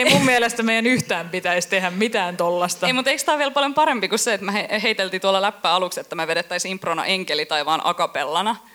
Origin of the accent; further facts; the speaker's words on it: Kuusankoski, Kymenlaakso, Finland; Joo, mä muistan pari kesää sitten, mä oon Kuusankoskelta kotoisin ja kävin siellä sitten kylässä ja...